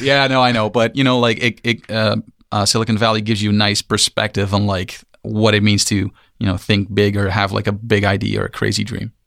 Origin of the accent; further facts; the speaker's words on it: Amsterdam, North Holland, Netherlands; moved away as an adult; also born or lived in San Francisco; We are, we are from Amsterdam